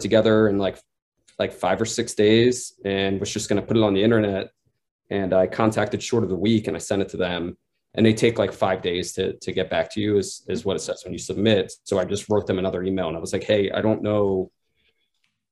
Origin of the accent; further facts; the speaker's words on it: Pennsylvania, United States; now in New York, United States; my best friend growing up in Pennsylvania. We grew up making like little films together here and there. And then, you know, I moved to New York and he stayed in my hometown